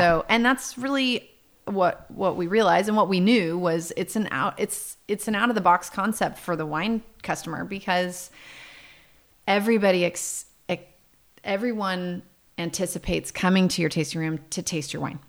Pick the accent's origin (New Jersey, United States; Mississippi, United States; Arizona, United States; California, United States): California, United States; Visalia; now in Paso Robles, United States; we grew up in Visalia